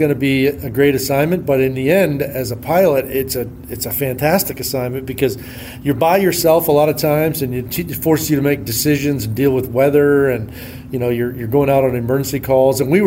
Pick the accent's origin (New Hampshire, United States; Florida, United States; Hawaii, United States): New Hampshire, United States; northern; moved away; I grew up in New Hampshire, northern New Hampshire, actually, about halfway between Montreal and Boston.